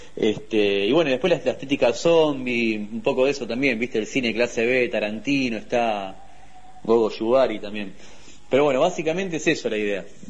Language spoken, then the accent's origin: Spanish; Wilde, Buenos Aires Province, Argentina; venimos nosotros la acá de Wilde